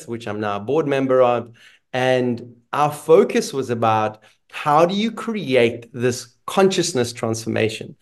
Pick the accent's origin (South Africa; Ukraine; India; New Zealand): South Africa; also born or lived in Israel; I was born in Israel, a place that currently is a hard word to share with people because of what's happening in the world. And when I was about 9, we left Israel to move to South Africa.